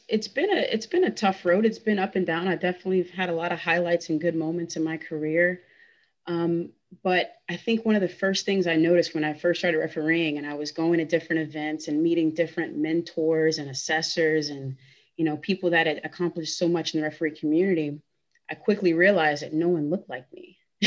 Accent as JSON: {"language": "English", "region": "Louisiana", "country": "United States", "said": "especially for me, it's very personal because I'm actually originally from Louisiana. So my family history, you know, my family's been in this country for hundreds of years."}